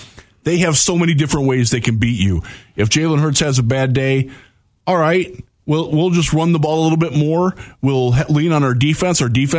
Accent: Cleveland, Ohio, United States; moved away; also born or lived in Houston; I grew up in Cleveland.

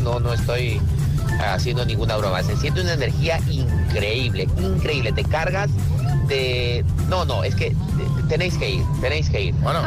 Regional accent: Peru; Yo, como buen embajador peruano

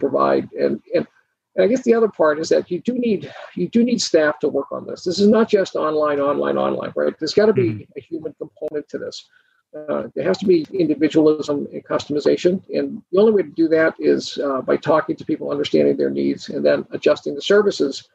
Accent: Boston, Massachusetts, United States; moved away; I'm from Boston originally

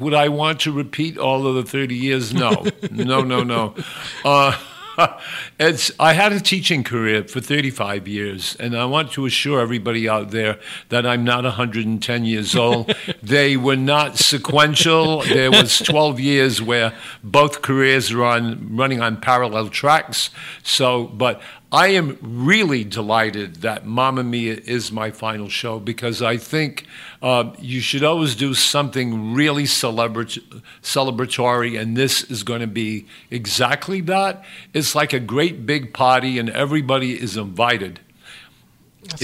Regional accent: Westport, Massachusetts, United States; also born or lived in Fall River; The first one is I was born in Fall River. My parents moved us immediately to Westport. I was raised in the town of Westport. I went to Westport schools

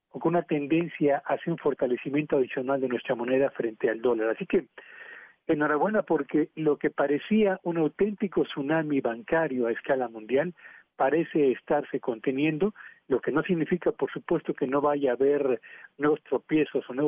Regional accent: Mexico

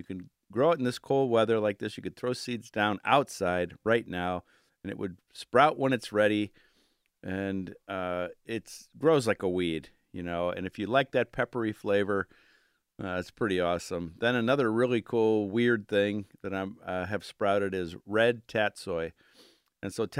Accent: Cleveland, Ohio, United States; moved away as an adult; now in Pittsburgh, United States; growing up in Cleveland and Lakeview Cemetery and Daffodil Hill and visiting as a 7-year-old, you know, and then moving to Pittsburgh 20-some years ago

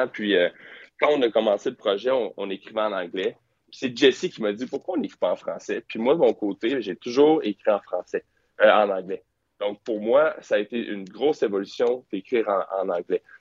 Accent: Quebec, Canada; On est québécois. Mm-hmm. pour, notre langue est extrêmement importante pour nous.

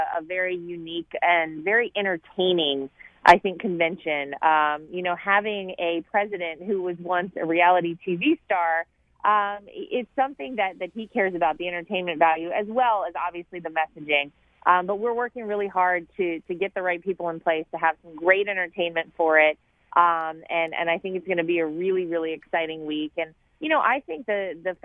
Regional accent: North Carolina, United States; moved away; I'm from North Carolina

